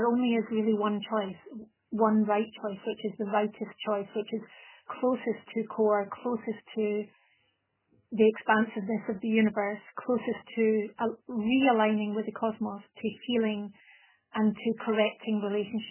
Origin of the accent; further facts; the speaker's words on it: Scotland, United Kingdom; now in Italy; I'm a Scottish person living in Italy and speaking Italian as a second but fluent language